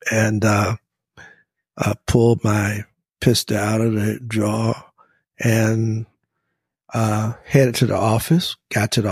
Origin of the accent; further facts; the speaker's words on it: Louisburg, North Carolina, United States; went back to my hometown, where it was a very small town, and I was the actually the first and only African American lawyer to practice in my hometown, Lewisburg